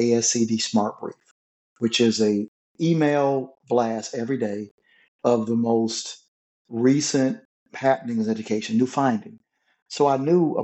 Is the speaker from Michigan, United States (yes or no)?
yes; Flint, Michigan, United States; I grew up in Flint, Michigan